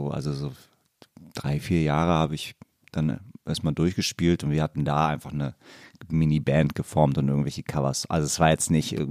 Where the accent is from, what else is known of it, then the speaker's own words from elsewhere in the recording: Hamburg, Germany; Aus Barmbek.